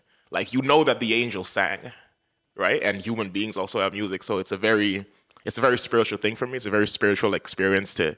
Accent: Dar es Salaam, Tanzania; moved away as an adult; now in St. John's, Canada; I come from a big city. I think there's like 8-9 million people in Dar es Salaam. It's my hometown

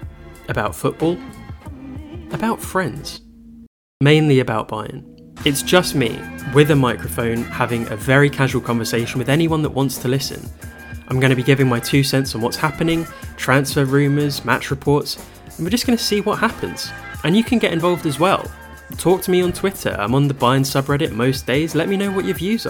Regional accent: England, United Kingdom; I'm English

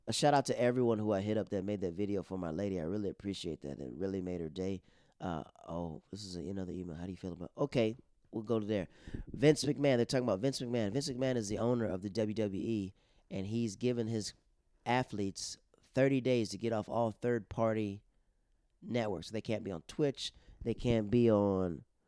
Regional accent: Netherlands; Those are the people I grew up with in the Netherlands, and I have a lot of marvelous friends that I've talked to.

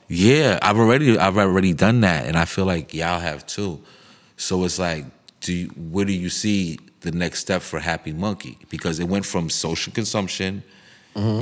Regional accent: New York City, New York, United States; where we came from, growing up in Harlem, uptown, Broadway

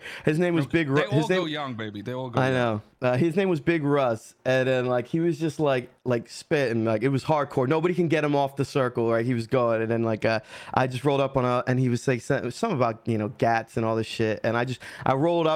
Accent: outside of Atlantic City, New Jersey, United States; I grew up outside of Atlantic City

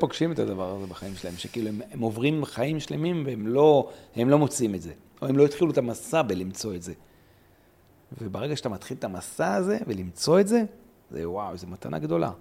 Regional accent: Ma'alot-Tarshiha, Northern District, Israel; גדלתי במעלות

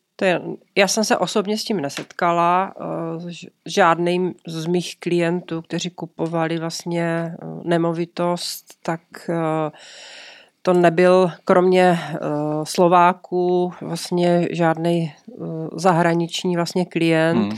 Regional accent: Czechia; My jsme Češi

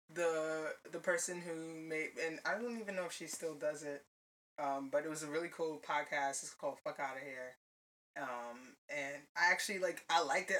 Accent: New York City, New York, United States; I was born and raised in Brooklyn. My parents are Grenadian, both of them, so technically I guess I am also Grenadian.

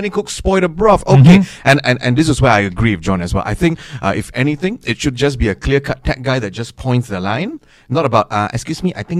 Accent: Singapore; I am Singaporean represent.

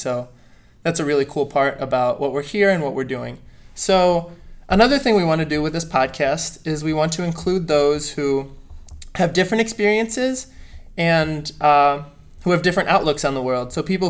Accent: Port Washington, Wisconsin, United States; moved away as an adult; also born or lived in De Pere, Wisconsin; now in Detroit, United States; So, I am from Port Washington, Wisconsin. Most people don't know where that is, but it's a little bit north of Milwaukee. So, We've got that big city. And I live right on Lake Michigan.

